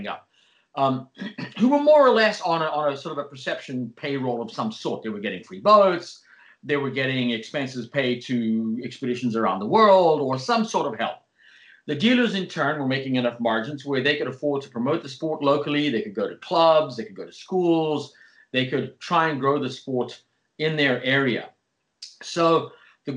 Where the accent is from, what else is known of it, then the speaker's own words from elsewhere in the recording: South Africa; where I grew up in South Africa